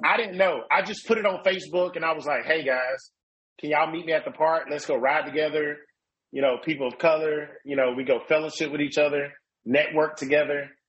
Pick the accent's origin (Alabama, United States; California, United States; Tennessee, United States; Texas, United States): Alabama, United States; Mobile; I'm from Mobile, Alabama